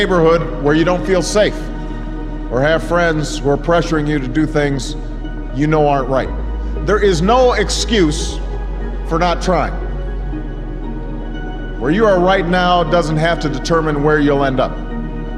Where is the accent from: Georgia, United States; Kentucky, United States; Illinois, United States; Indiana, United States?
Illinois, United States; Chicago; my hometown of Chicago, Illinois